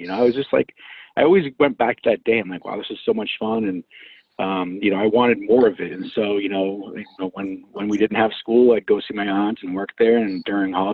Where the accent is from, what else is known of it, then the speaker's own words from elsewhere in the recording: Medford, Massachusetts, United States; I'm born and raised in Boston, actually out of a suburb city, Medford, which is pretty much close to Boston